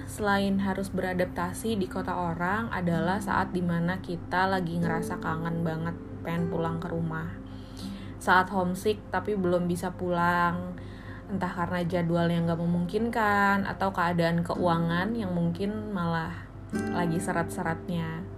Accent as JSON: {"language": "Indonesian", "town": "Bandung", "region": "West Java", "country": "Indonesia", "tie": "born or raised there", "also_born_or_lived": "Semarang", "said": "sekitar 4 tahun aku selesai di Semarang rantau balik lagi ke Bandung nganggur"}